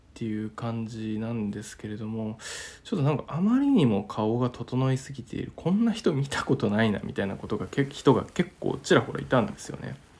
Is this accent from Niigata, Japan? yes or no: yes; Niigata, Japan; now in Tokyo, Japan; 地元新潟から東京まで